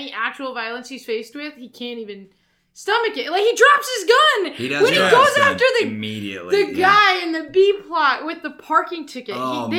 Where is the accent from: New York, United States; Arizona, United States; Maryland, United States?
Arizona, United States; moved away; I'm being from Arizona.